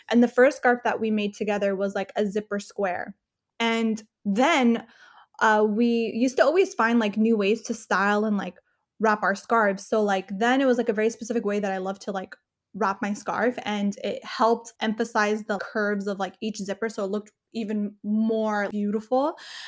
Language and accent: English; California, United States; I mean, I kind of grew up all over Southern California. So my family kind of always moved. So I never really stayed in one specific city. So I would go from like Inland Empire. For a while, we lived in LA. For a while, we lived in Orange County.